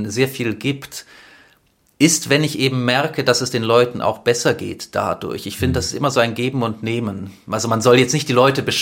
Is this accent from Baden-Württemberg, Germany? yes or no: yes; Stuttgart, Baden-Württemberg, Germany; Genau, ich bin in Stuttgart geboren und aufgewachsen.